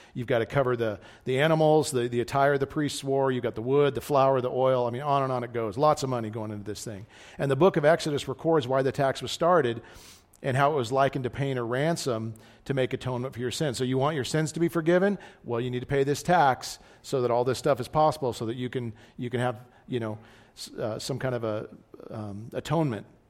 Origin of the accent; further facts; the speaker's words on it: United States; as American Christians